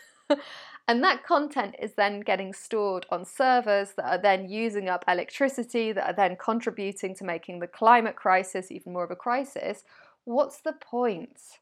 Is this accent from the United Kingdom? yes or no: yes; United Kingdom; I'm British